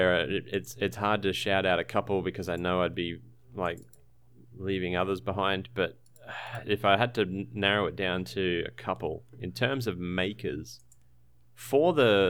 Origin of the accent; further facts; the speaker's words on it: Brisbane, Queensland, Australia; now in Tasmania, Australia; I haven't had a chance to actually use it. I was from a town called Brisbane.